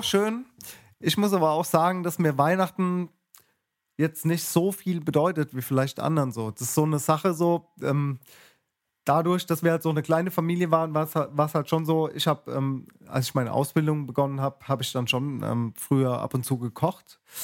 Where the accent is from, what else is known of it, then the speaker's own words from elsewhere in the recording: Mannheim, Baden-Württemberg, Germany; in der Vorstadt, wo ich groß geworden bin, von Mannheim